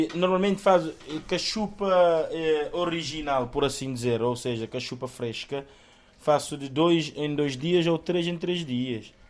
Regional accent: Santa Cruz, Santiago, Cape Verde; moved away as an adult; now in Bragança, Portugal; Eu sou de Cabo Verde, Ilha de Santiago, de uma zona do interior chamada Santa Cruz, concretamente Pedra Barejo.

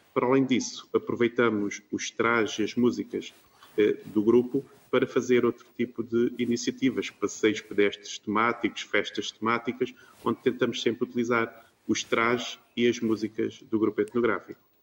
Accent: Algarve, Portugal; nós que somos do Algarve

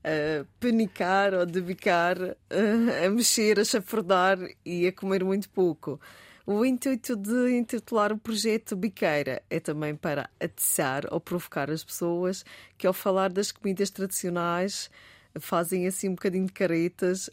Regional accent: Madeira, Portugal; a nossa tradição madeirense, como portuguesa

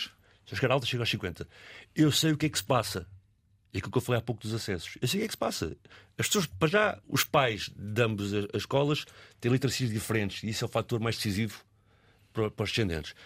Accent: Arco do Cego, Lisbon, Portugal; onde eu cresci, eu estava a dizer um bocado no arco cega

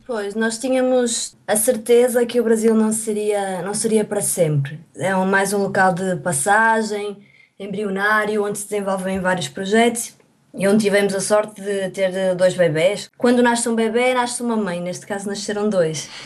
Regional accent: Porto, Norte, Portugal; moved away as an adult; no Porto, a minha cidade natal

